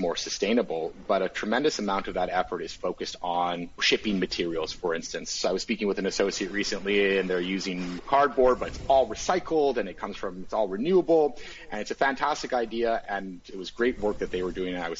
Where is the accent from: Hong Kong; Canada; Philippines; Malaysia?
Canada; as a Canadian